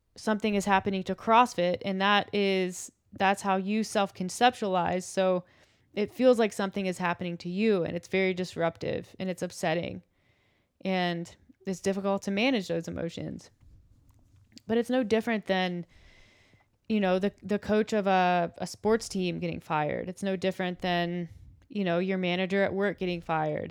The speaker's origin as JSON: {"language": "English", "country": "United States", "said": "I think I am an American, and I feel proud for that, and it's be- it's part of my identity"}